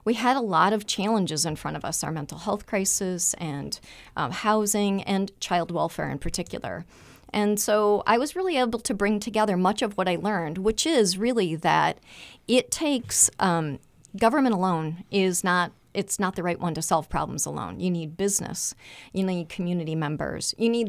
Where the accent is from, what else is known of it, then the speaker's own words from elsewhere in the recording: Michigan, United States; also born or lived in Toledo, Ohio; I the joke in my family is I was born a Buckeye, but I was raised a Wolverine.